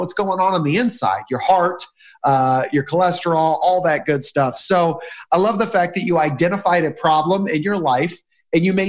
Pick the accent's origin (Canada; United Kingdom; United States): United States; middle of the States, Midwest; You asked me where I was from, and I said middle of the States.